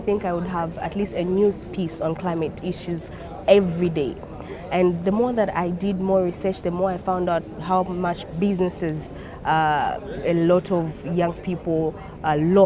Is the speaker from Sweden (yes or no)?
no; Zambia; I'm the Global Campaigns Associate for Tier Fund, and I'm from Zambia